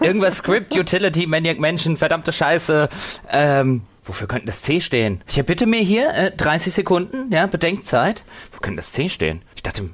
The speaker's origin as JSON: {"language": "German", "country": "Germany", "moved": "yes", "said": "wir sind beide aus Deutschland ursprünglich"}